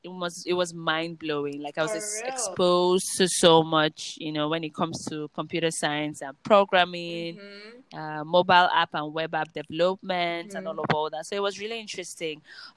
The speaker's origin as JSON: {"language": "English", "country": "Nigeria", "tie": "born or raised there", "said": "No, but I was born here in Nigeria."}